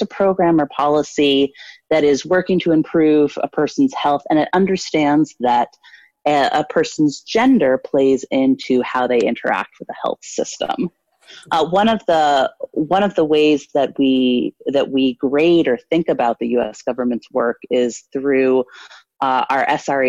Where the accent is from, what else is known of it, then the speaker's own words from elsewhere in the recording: Washington, District of Columbia, United States; moved away as an adult; now in New York, United States; I grew up in Washington, D.C.